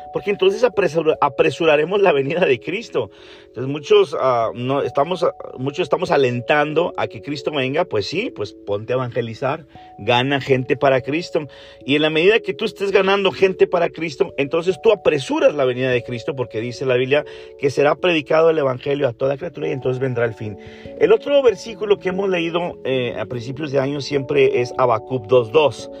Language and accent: Spanish; Monterrey, Nuevo León, Mexico; now in Canada; estoy aquí en México ahora, en la ciudad de Monterrey, es donde, de donde yo soy.